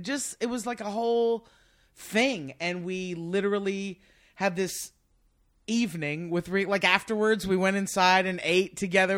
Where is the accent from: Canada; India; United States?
United States; Lake Charles, Louisiana; also born or lived in New Orleans; I'm really from Louisiana, originally from New Orleans, but I grew up in Lake Charles, really